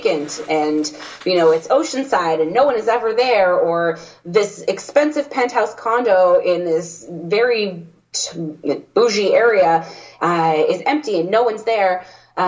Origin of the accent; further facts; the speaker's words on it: Toronto, Ontario, Canada; born and raised in Toronto